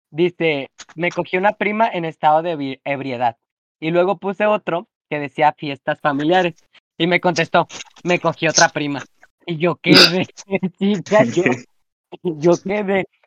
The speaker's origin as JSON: {"language": "Spanish", "country": "Mexico", "said": "chica como toda mexicana, tragona, perra."}